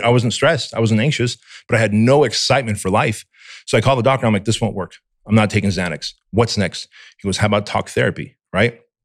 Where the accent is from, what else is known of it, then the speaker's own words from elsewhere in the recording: United States; English is a second language; also born or lived in Armenia; as a kid here in America, growing up in Section 8 housing